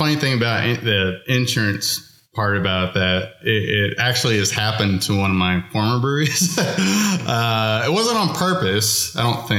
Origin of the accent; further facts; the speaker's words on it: Fort Worth, Texas, United States; moved away as an adult; also born or lived in Colorado; that's my hometown brewery.